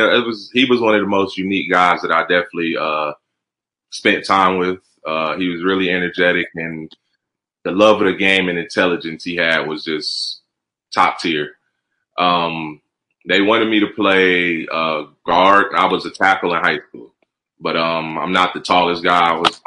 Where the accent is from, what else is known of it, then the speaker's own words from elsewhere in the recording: New Jersey, United States; I was born and raised in New Jersey, actually.